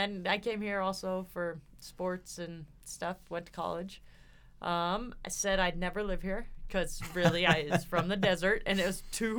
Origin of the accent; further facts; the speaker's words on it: Southern California, United States; now in Pocatello, United States; I grew up in Southern California in the desert.